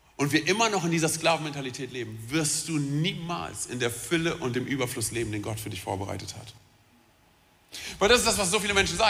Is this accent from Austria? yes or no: no; Romania; ich bin Rumäne